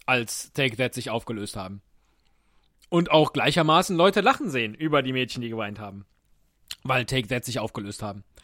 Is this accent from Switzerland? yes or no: no; Cologne, North Rhine-Westphalia, Germany; Ich bin Kölsche Jung, was willst du machen?